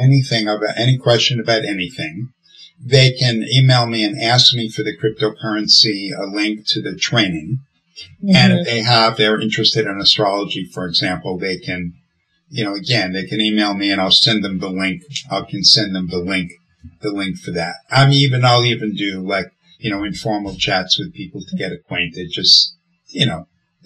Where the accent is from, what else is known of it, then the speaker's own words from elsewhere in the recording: New York City, New York, United States; I'm a guy from the Bronx